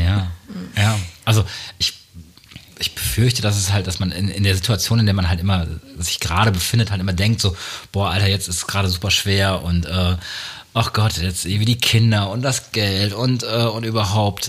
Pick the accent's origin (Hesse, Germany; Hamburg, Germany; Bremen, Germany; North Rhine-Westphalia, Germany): North Rhine-Westphalia, Germany; Münster; ich bin in Münster groß geworden, äh, da sagt man noch quasi, dass man so einen westfälischen Kopf hat